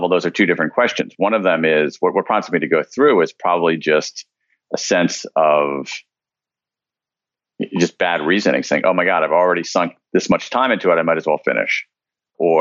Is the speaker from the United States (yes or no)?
yes; American Midwest, United States; I grew up in the American Midwest, middle-class kid